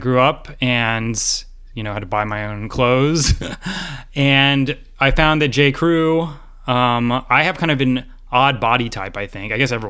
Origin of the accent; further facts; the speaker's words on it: Georgia, United States; I grew up in Georgia